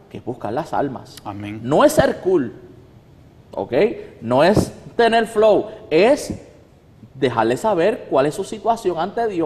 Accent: Puerto Rico; si por ejemplo yo como puertorriqueño voy a África, yo no soy africano, yo soy puertorriqueño. Y yo seguiría hablando como puertorriqueño que soy

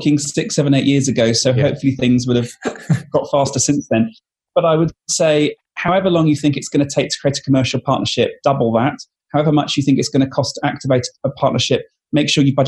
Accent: United Kingdom; I'm British

